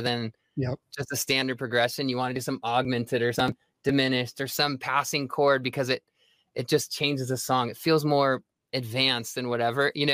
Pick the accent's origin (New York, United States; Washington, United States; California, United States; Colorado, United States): California, United States; Santa Ana; I was born and raised in Santa Ana, California